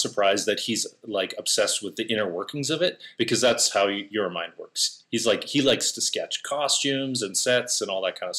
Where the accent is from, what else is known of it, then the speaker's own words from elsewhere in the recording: rural Alberta, Canada; moved away as an adult; now in Los Angeles, United States; I'm definitely from the sticks.